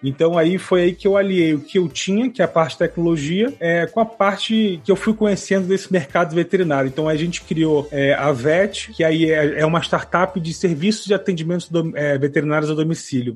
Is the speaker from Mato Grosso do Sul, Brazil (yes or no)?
no; Rio de Janeiro, Brazil; sou do Rio de Janeiro